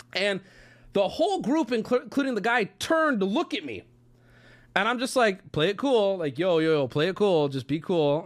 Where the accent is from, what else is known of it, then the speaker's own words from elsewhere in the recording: San Diego, California, United States; growing up in San Diego, going to high school in San Diego